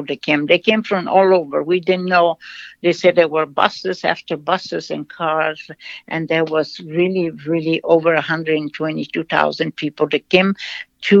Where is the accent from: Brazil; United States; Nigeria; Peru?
Brazil; moved away; I am from Brazil.